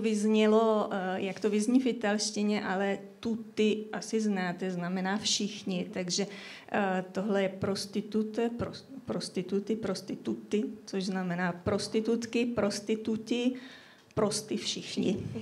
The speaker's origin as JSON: {"language": "Czech", "country": "Czechia", "tie": "born or raised there", "said": "já jsem rodačka ze Šumavy, ale hlavně teda odtud pochází moje rodina už po několik generací"}